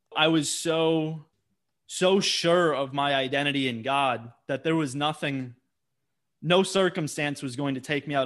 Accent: Wisconsin, United States; Growing up in Wisconsin

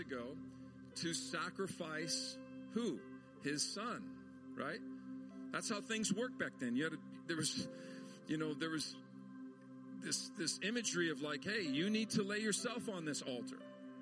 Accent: Montana, United States; I grew up in Montana

